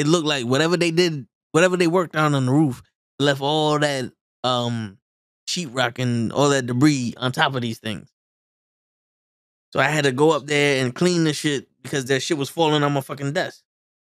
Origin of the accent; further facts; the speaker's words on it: New York City, New York, United States; I'm just from the Bronx.